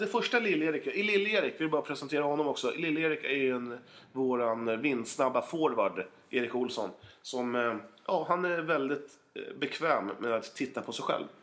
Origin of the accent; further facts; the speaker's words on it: Otterbäcken, Västra Götaland, Sweden; now in Eskilstuna, Sweden; jag är ju från Otterbäcken